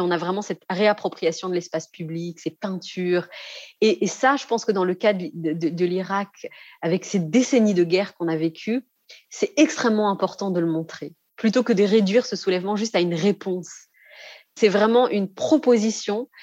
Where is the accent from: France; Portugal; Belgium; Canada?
France; j'ai grandi en France, j'ai étudié en France